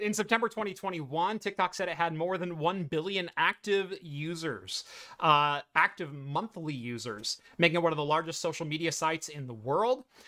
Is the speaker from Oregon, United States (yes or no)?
yes; Eugene, Oregon, United States; I grew up in the Eugene Springfield metro area, um, of Oregon.